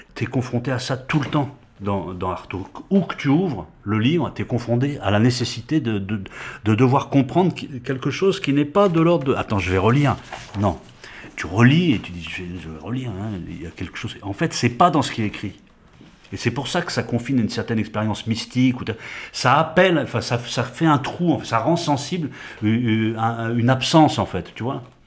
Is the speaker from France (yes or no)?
yes; France; en tant que Français, qui parle français, qui a été à l'école publique française